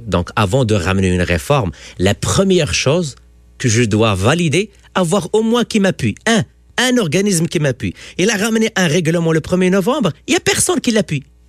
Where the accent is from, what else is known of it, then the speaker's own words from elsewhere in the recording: Quebec, Canada; En tant que Québécois